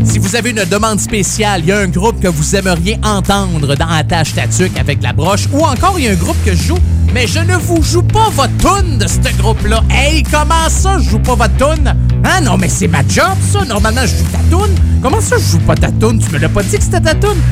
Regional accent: Saint-Jérôme, Quebec, Canada; je connais le coin, je viens de là. Je suis né, euh, je suis né à Saint-Jérôme

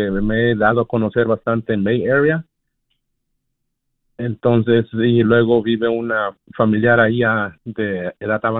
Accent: Puebla, Mexico; now in United States; Puebla, Puebla.

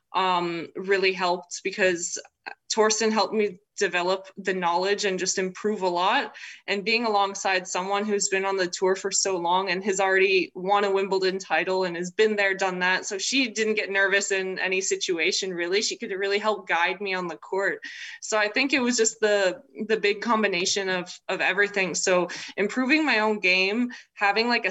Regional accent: United States; also born or lived in Czech Republic; I was born there, but my parents already lived in the States at the time

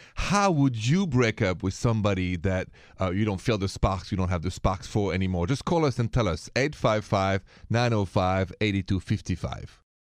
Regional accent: France; now in United States; from France originally

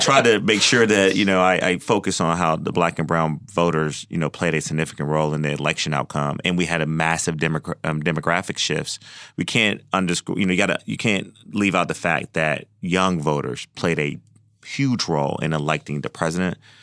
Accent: Georgia, United States; I am from Georgia.

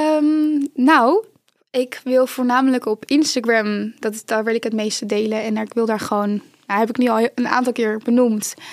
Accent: North Brabant, Netherlands; in Brabant, waar ik vandaan kom

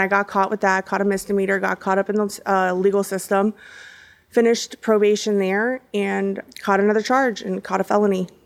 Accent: Hollywood, Florida, United States; also born or lived in Miami, Florida / Broward County, Florida; so I am a local here in Florida. You know, I, I was born in Hollywood, Florida, and, um, I was raised by my grandparents since the age of three.

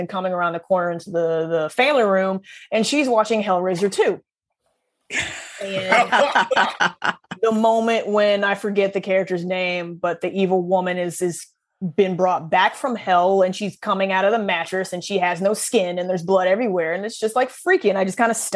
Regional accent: Southeast Missouri, United States; I grew up in Southeast Missouri

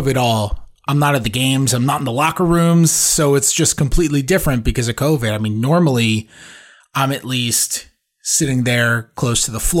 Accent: New York, United States; I'm from New York

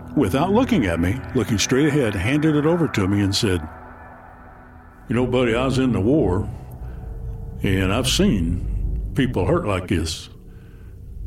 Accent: Paintsville, Kentucky, United States; my hometown of Paintsville

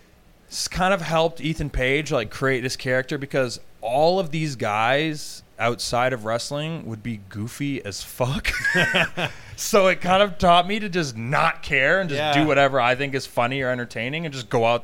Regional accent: Hamilton, Ontario, Canada; do not say I'm from Toronto. I'm not from Toronto. I'm from Hamilton, Ontario.

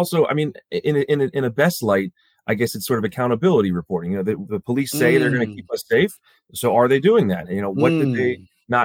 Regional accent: suburbs of Baltimore, Maryland, United States; I grew up in the suburbs of Baltimore.

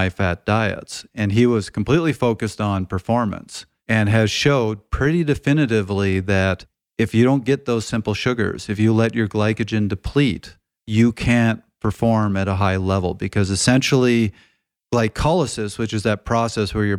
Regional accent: Canada; moved away; I'm from Canada

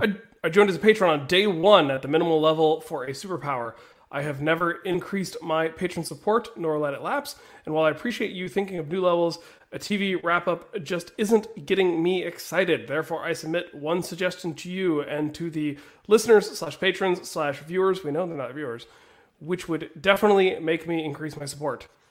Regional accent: West Virginia, United States; growing up in West Virginia

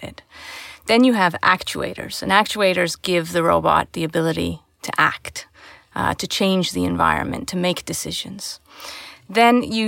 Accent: Canada; growing up in Canada

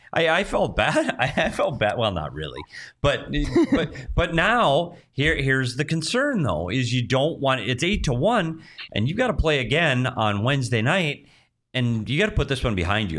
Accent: Minnesota, United States; now in Phoenix, United States; I grew up in Minnesota

